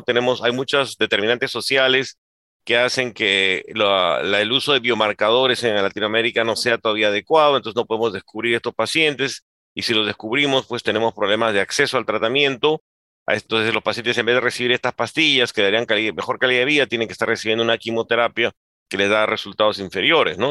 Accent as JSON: {"language": "Spanish", "country": "Peru", "said": "en mi país, en Perú"}